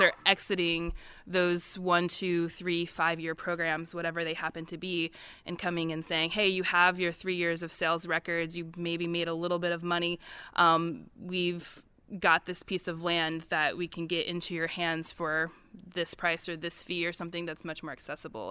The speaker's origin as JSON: {"language": "English", "region": "Missouri", "country": "United States", "tie": "born or raised there", "moved": "as an adult", "lives_now": "West Virginia, United States", "said": "I grew up in the Midwest. I grew up in Missouri"}